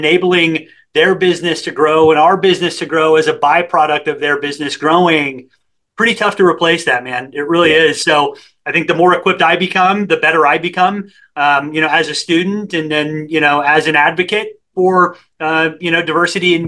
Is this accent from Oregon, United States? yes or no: no; San Antonio, Texas, United States; I grew up in San Antonio, Texas